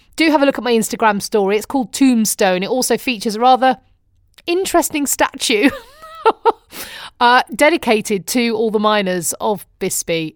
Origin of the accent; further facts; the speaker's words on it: United Kingdom; moved away as an adult; now in Arizona, United States; I'm British